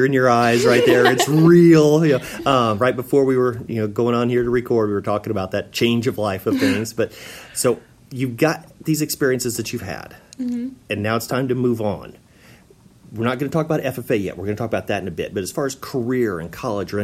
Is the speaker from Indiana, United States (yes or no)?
yes; Indiana, United States; I'm from Indiana